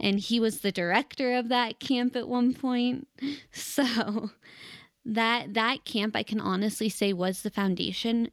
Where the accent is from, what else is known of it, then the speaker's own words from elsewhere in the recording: Denver, Colorado, United States; I was born and raised in Denver, Colorado, and I'm actually a fourth generation native here